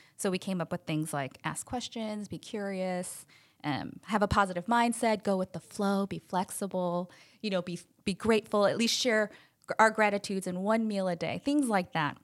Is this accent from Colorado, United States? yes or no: no; Chicago, Illinois, United States; now in Long Beach, United States; I'm actually from Chicago, so not a Californian um, by nature